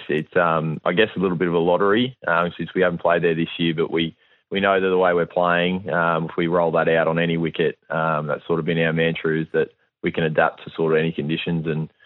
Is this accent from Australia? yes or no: yes; Queensland, Australia; It's a good thing as a Queenslander to have an underdog tag, that's for sure.